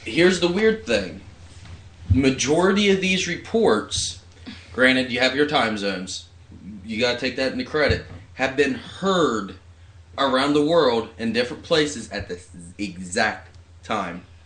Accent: Barnesville, Ohio, United States; my hometown of Barnesville

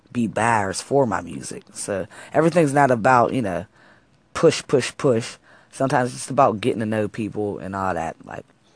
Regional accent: Wilkinsburg, Pennsylvania, United States; also born or lived in Pittsburgh, Pennsylvania; I'm from Wilkinsburg, though. Wilkinsburg is my hometown

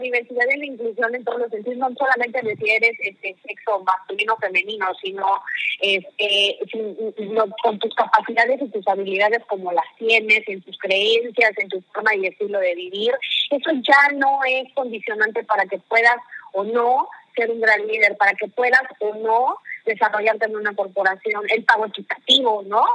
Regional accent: Mexico; also born or lived in United States; yo soy una mujer mexicana, nací en una familia tradicional

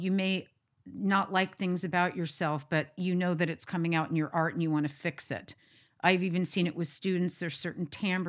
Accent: United States; Embrace the jazz, the countryside. And then me being American.

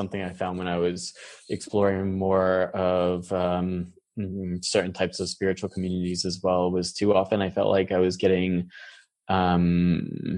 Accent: New York, United States; moved away as an adult; also born or lived in San Francisco; I was born and raised in New York.

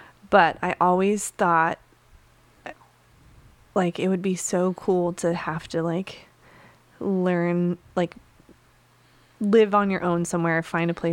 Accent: Utah, United States; I grew up in Utah, as you know, in like a very small town.

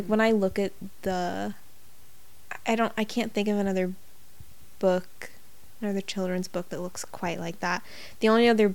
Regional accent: United States; accent: American; American accents, because... we're like, we really emphasize those R's

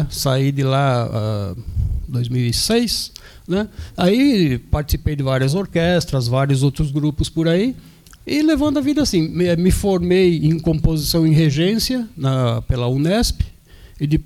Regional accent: São Paulo, Brazil; Estudei uns três anos lá em São Paulo, eu sou de São Paulo, né?

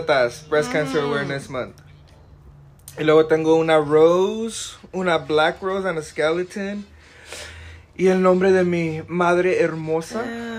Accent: California, United States; I'm from California. From the 831.

